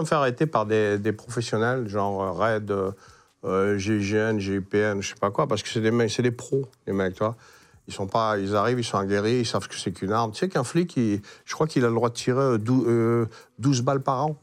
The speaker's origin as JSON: {"language": "French", "region": "north of France", "country": "France", "also_born_or_lived": "Berck / Marseille", "moved": "as an adult", "said": "j'étais du Nord. Hein. Hein, pour nous, gens du Nord"}